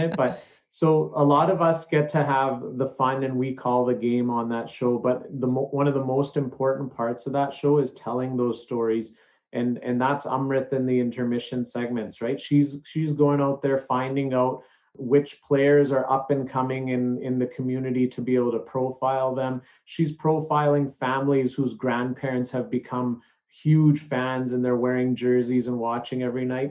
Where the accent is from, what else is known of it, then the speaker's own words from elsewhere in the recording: southern Alberta, Canada; growing up in southern Alberta